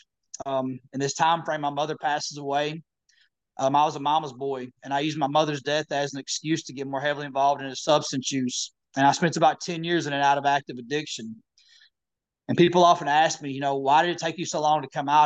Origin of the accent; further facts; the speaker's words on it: Missouri, United States; I'm originally from Missouri